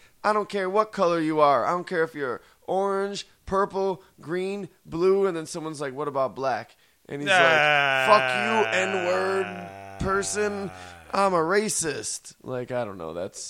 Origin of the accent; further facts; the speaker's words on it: United States; we grew up in America.